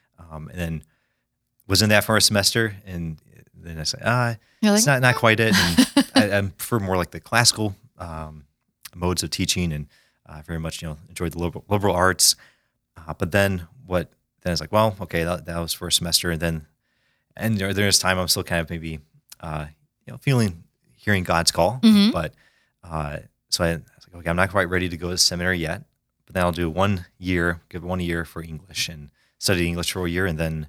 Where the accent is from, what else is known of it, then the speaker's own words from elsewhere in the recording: Quad Cities, Iowa, United States; I'm a little bit of an oddball that I grew up in the Quad Cities, Iowa.